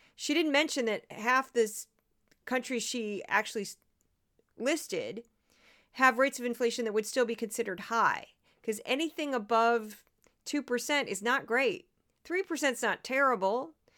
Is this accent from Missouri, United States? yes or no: yes; St. Louis, Missouri, United States; it's my hometown